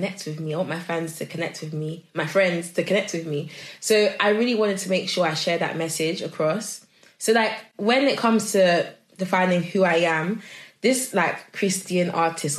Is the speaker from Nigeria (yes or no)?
yes; Nigeria; I am Nigerian and it is in my blood